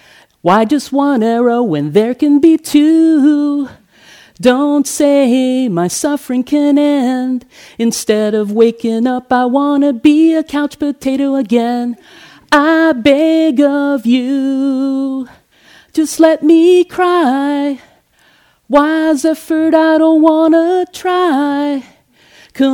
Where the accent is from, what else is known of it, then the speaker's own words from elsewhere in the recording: Hawaii, United States; also born or lived in Manila, Philippines; So I was born on July 23rd, 1964 in Manila in the Philippines. I only lived there for 10 months because my father was enlisted in the U.S. Navy and he was stationed in Hawaii soon thereafter.